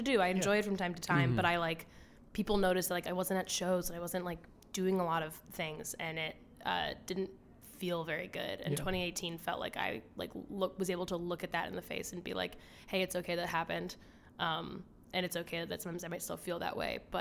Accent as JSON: {"language": "English", "town": "Philadelphia", "region": "Pennsylvania", "country": "United States", "said": "I'm from Philadelphia"}